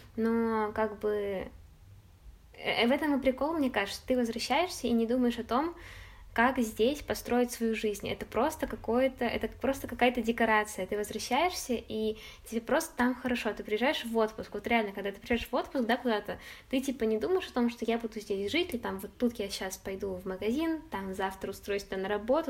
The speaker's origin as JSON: {"language": "Russian", "town": "Chelyabinsk", "region": "Chelyabinsk Oblast", "country": "Russia", "tie": "born or raised there", "also_born_or_lived": "Saint Petersburg", "moved": "as an adult", "said": "о Челябинске, о доме, что я когда-нибудь точно туда вернусь"}